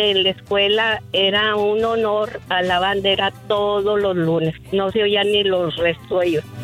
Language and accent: Spanish; Ciudad Juárez, Chihuahua, Mexico; now in Houston, United States; hablo de aquí de Houston ah, y yo nací en Ciudad Juárez, Chihuahua.